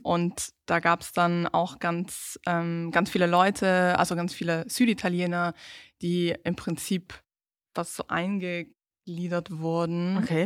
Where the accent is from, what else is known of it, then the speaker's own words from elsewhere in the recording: South Tyrol, Trentino-Alto Adige, Italy; accent: South Tyrolean; first language German; wir haben immer, ich sage immer Südtiroler Dialekt